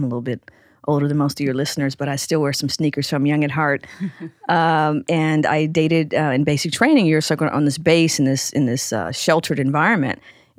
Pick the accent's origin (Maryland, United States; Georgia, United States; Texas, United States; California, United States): California, United States; Carson; One, I grew up in Carson, so about 20 minutes south of downtown, the South Bay. And, you know, I really grew up in a bubble for the most part.